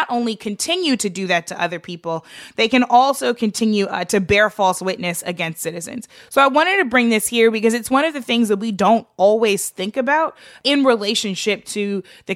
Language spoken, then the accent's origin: English; St. Louis, Missouri, United States; my hometown of St. Louis